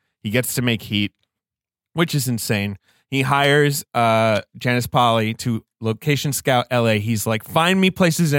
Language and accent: English; United Kingdom; moved away; I grew up in Britain.